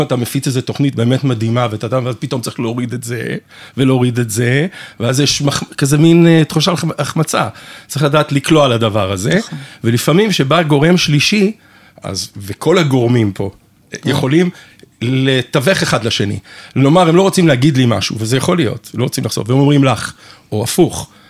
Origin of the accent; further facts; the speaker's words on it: Canada; also born or lived in England; now in Israel; אני נולדתי בקנדה, ההורים שלי אנגלים, והם ממש אנגלים, אז אני חי, חייתי בקופסה שלהם, ואני ממש חצי, אני ישראלי לגמרי באופי שלי